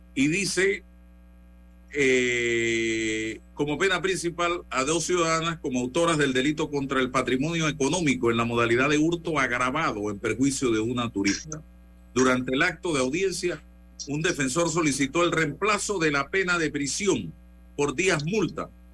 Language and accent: Spanish; Panama; yo estoy hablando como ciudadano panameño